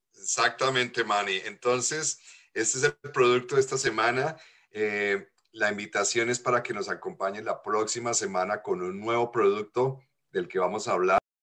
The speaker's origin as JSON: {"language": "Spanish", "country": "Colombia", "tie": "born or raised there", "moved": "yes", "said": "en mi infancia allá en Colombia."}